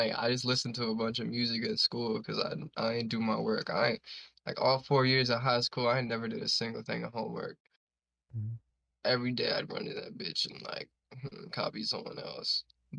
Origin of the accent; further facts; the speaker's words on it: Brooklyn, New York, United States; I mean, it was cool. Like, I live in no gated community, and I live in like PJs, but I was just like a weird ass little kid.